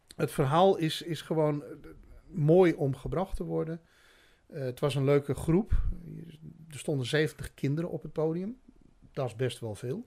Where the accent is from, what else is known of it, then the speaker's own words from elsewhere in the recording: Friesland, Netherlands; ik kom uit Friesland en drie maanden geleden sprak ik geen woord Haags